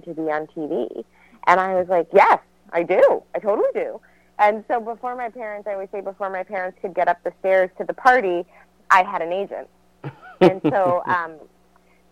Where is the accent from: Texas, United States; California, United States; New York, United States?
New York, United States; New York City; I was born and raised in New York City